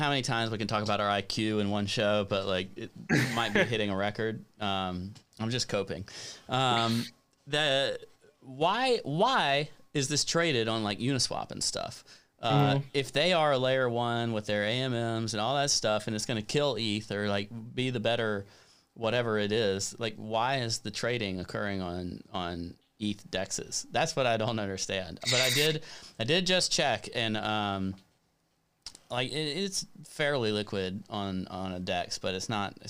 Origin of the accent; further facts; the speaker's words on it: United States; as an American